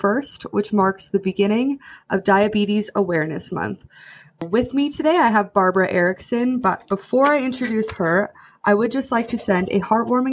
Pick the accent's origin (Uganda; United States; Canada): Canada; Camrose, Alberta; also born or lived in Edmonton; I grew up in Camrose, so I was so excited when I got to move back